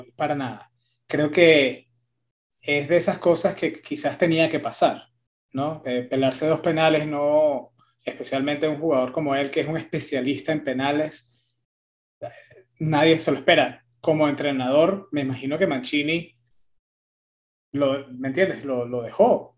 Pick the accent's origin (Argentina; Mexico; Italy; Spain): Italy; soy italiano